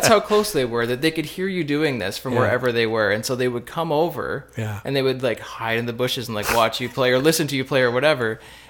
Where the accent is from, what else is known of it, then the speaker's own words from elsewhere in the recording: Cobourg, Ontario, Canada; now in Windsor, Canada; I grew up not in Windsor. I grew up in Cobourg, Ontario